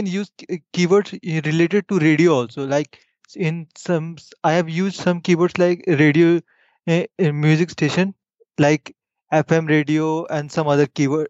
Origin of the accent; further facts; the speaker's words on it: India; I'm from India.